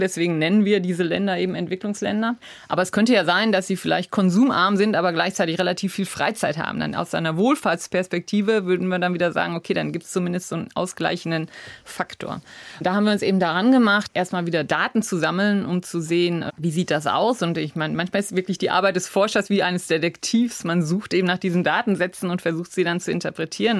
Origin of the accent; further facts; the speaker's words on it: Essen, North Rhine-Westphalia, Germany; also born or lived in Cologne; Nein, ganz kurz nach meiner Geburt sind wir schon nach Essen gezogen. Also ich bin in Essen aufgewachsen